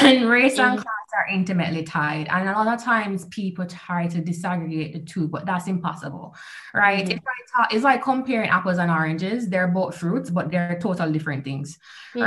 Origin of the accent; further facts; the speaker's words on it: Kingston, Jamaica; moved away as an adult; also born or lived in United States; I'm from Kingston, very general answer. Kingston, yeah. I grew up Mountain View